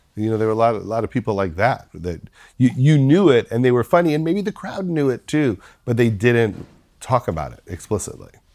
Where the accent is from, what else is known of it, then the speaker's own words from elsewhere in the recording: Long Island, New York, United States; the people that I grew up with on Long Island